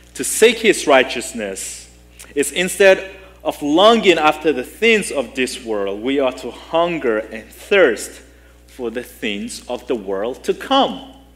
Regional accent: Nigeria; moved away; growing up in Nigeria, we didn't have much

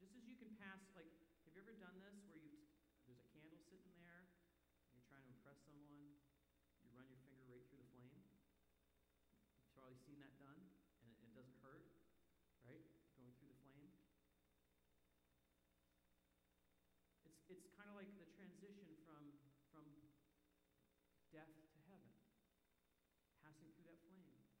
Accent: Canada; moved away; as a Canadian

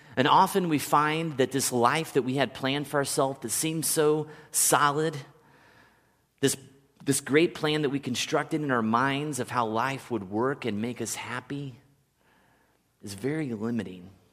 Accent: Kansas City, United States; moved away; a kid that grew up in Kansas City his whole

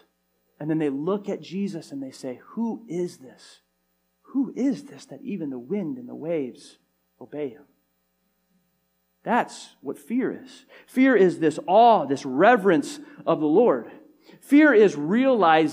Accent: California, United States; growing up in California

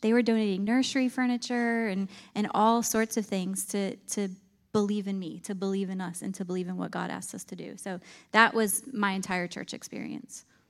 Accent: Clymer, New York, United States; moved away as an adult; now in North Carolina, United States; I grew up in a tiny little farming town in Clymer, New York

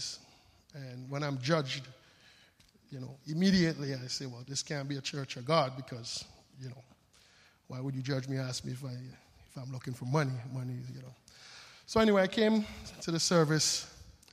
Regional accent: St. Vincent & Grenadines; moved away; also born or lived in Frankfurt; I'm from the Caribbean, born on a little island called St. Vincent

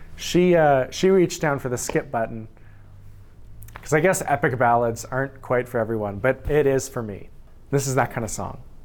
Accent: Saskatchewan, Canada; I'm from Saskatchewan. I was born there.

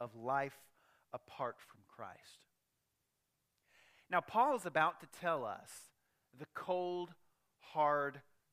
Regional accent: United States; I'm proud to be an American

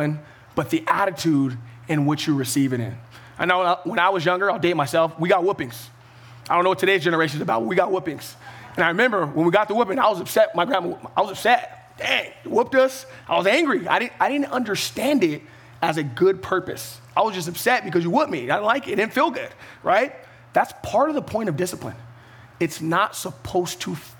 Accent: Ventura County, California, United States; I'm from Ventura County

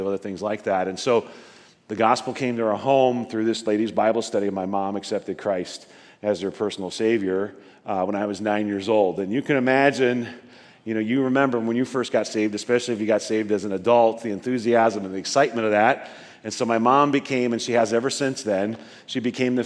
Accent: northeastern Nebraska, United States; I was born and raised in a little outside of a couple of little rural towns, northeastern Nebraska

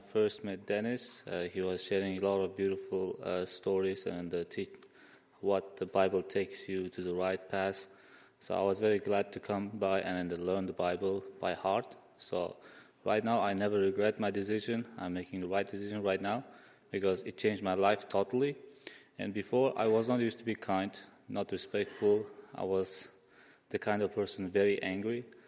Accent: Uzbekistan; moved away; I'm from Uzbekistan

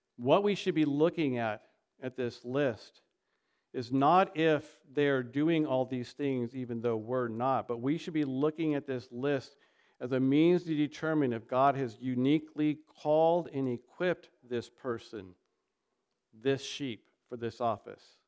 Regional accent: United States; we are an American

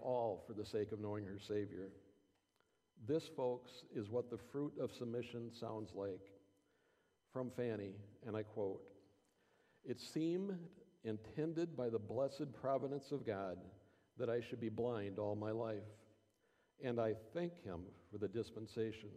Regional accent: Clare, Michigan, United States; I grew up here in Clare at the Clare United Methodist Church.

